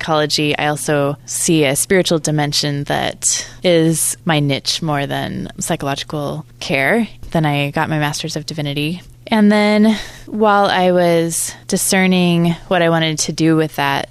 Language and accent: English; Oregon, United States; I grew up in Oregon, and I was in a small town outside of Portland